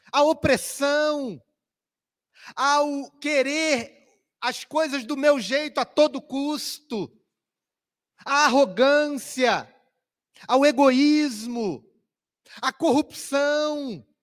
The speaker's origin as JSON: {"language": "Portuguese", "region": "Rio de Janeiro", "country": "Brazil", "tie": "born or raised there", "said": "Na minha cidade natal, ou onde eu fui criado, no Rio de Janeiro, havia uma fábrica de tecidos que lançava produtos químicos no rio"}